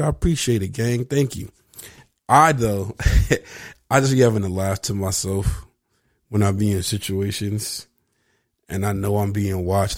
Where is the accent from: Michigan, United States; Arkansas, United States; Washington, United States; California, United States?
California, United States; Venice; I grew up in Venice